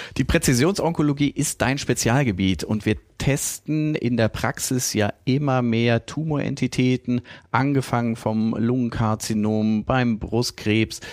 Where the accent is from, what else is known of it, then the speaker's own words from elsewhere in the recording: North Rhine-Westphalia, Germany; Ich als Ostwestfale